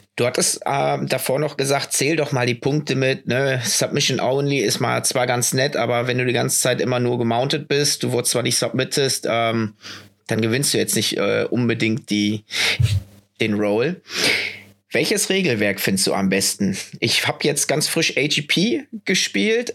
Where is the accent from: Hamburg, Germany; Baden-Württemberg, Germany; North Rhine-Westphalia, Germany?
North Rhine-Westphalia, Germany; Düsseldorf; Düsseldorf, wo ich herkomme